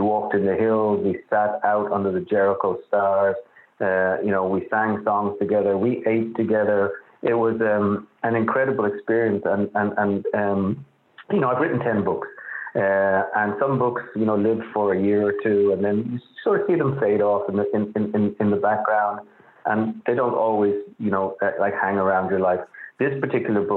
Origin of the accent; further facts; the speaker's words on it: Dublin, Leinster, Ireland; now in New York, United States; I grew up in Dublin. I grew up in suburban Dublin